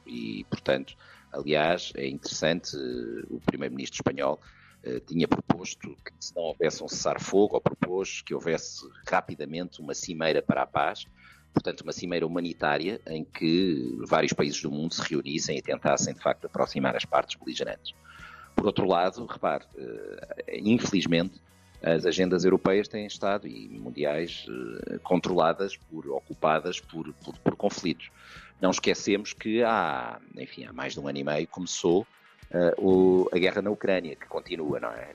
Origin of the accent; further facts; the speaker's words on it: Portugal; now in Brussels, Belgium; somos portugueses